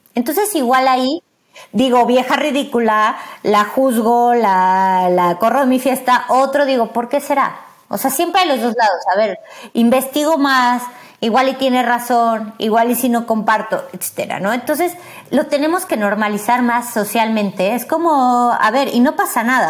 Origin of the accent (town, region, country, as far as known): Mexico